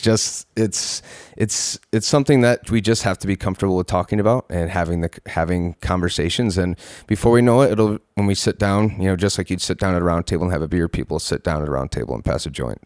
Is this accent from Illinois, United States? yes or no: no; Palmyra, New York, United States; also born or lived in Rochester, New York; I was born and raised in Palmyra, New York.